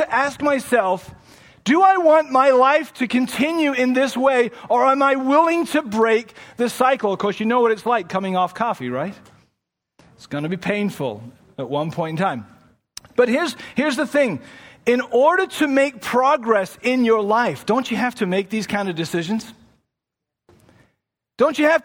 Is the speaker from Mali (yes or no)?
no; England, United Kingdom; now in Toronto, Canada; I come from England and that's what I grew up with.